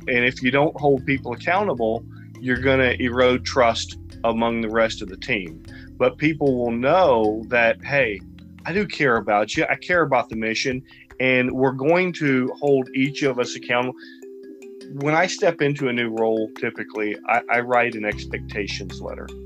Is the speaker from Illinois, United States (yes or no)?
no; Sugar Land, Texas, United States; moved away as an adult; now in California, United States; I grew up in in a uh, small town in Texas. Well, it was small then. It's about the size of Roseville now, Sugarland, Texas.